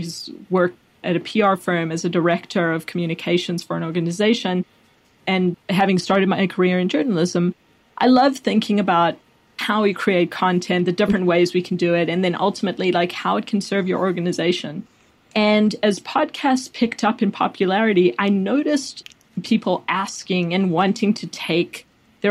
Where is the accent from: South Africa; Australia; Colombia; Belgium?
South Africa; also born or lived in Chicago / Washington, District of Columbia, United States; now in Austin, United States; I grew up in South Africa